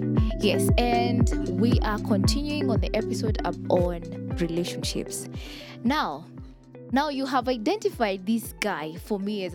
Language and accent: English; Kenya; I'm from Kenya.